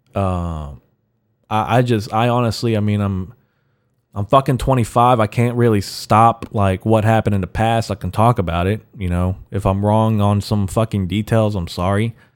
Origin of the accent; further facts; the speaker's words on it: United States; I'm American, I'm an American Mexican